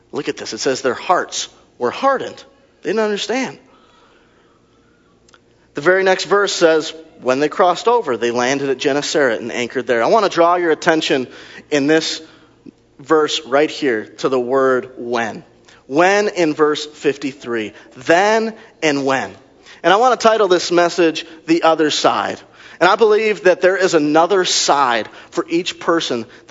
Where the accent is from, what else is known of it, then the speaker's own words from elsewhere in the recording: Racine, Wisconsin, United States; I grew up in the ghetto. I'm from Racine, Wisconsin